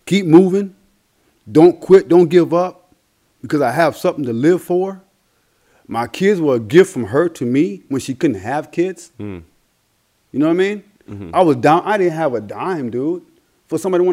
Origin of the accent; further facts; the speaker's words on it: Andrews, South Carolina, United States; from my home in my hometown of Georgetown, Andrews, South Carolina, which is part of Georgetown County